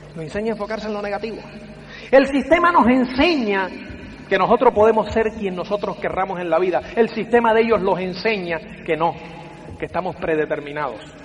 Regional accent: Cuba; soy cubano

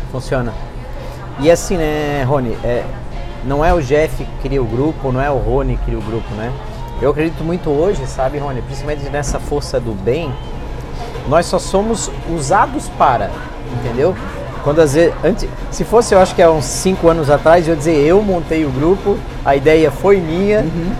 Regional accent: Brazil; eu vim do Zendron

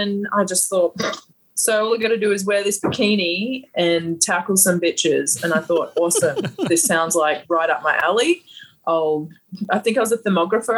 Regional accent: Gladstone, Queensland, Australia; accent: bogan; moved away as an adult; also born or lived in Atlanta / Las Vegas; I grew up in a heavy industry. I grew up in Gladstone, so we're just like heavy industry.

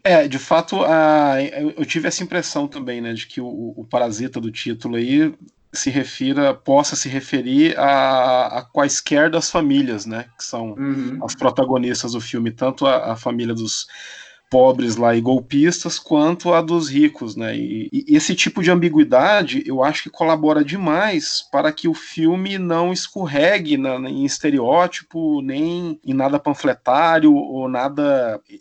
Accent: Brazil; para mim como brasileiro

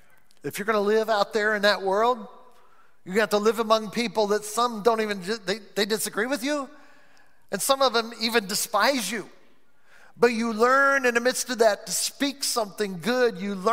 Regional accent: Ireland; That's just the way I am. I'm Irish. I'm always saying that because I'm Irish. I'm Irish.

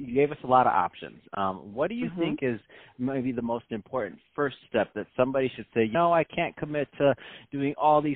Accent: Detroit, Michigan, United States; moved away as an adult; now in California, United States; I'm from Michigan. I'm from Detroit

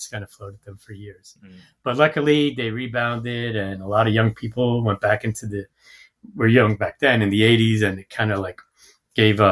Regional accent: New York City, New York, United States; moved away; also born or lived in California; I grew up in Brooklyn, and this is like in the 70s and 80s

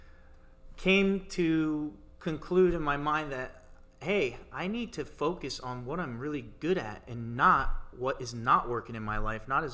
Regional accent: Tampa, Florida, United States; moved away; I'm from Tampa, Florida. I'm recently just moved

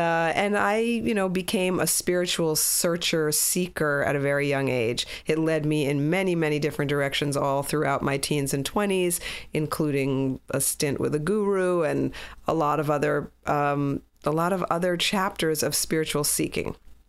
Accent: New York City, New York, United States; I grew up in New York City, the child of completely and utterly assimilated Jewish parents so that there was no Judaism in the house. I was raised by a Catholic Cuban nanny

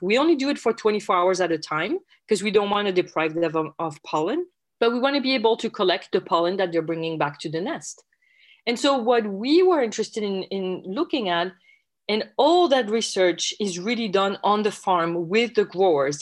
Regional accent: France; English is a second language; moved away as an adult; also born or lived in Logan, Utah, United States; now in United States; as you can probably tell from my accent, I'm originally from France

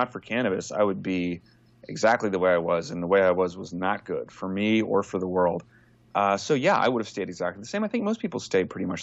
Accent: Texas, United States; I'm from Texas originally, and I was born and bred a conservative

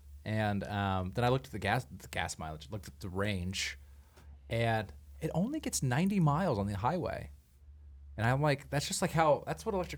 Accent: the South, United States; moved away; where I grew up in the South

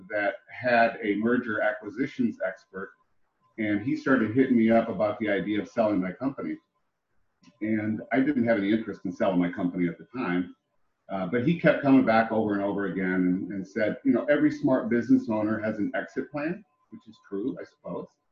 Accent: Ohio, United States; moved away as an adult; now in Texas, United States; I'm actually originally from Ohio. I made my way here after I got out of the service uh, when I was a very young man

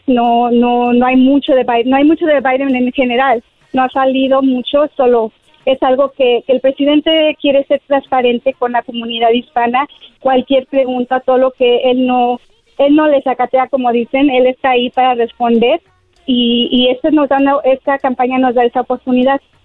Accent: Mexico; yo soy hispana y mexicana y amo mi cultura

